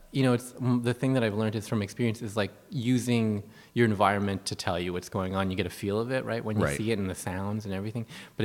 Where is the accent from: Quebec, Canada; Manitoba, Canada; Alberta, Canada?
Quebec, Canada; Montreal; moved away as an adult; also born or lived in Kitchener-Waterloo, Ontario; now in Bridgewater, Canada; I'm originally from Montreal, that's where I met my wife.